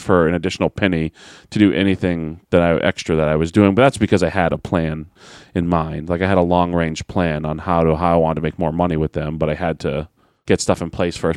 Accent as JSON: {"language": "English", "town": "Manchester", "region": "New Hampshire", "country": "United States", "tie": "born or raised there", "said": "Manchester, New Hampshire, my hometown"}